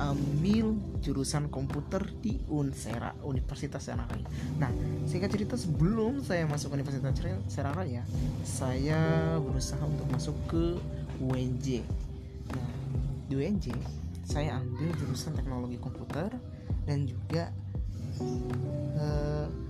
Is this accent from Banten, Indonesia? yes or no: yes; Rangkasbitung, Banten, Indonesia; Saya asal Banten, yang dimaknya Banten, yaitu Kota Rangkas Bitung, Kabupaten Lebak.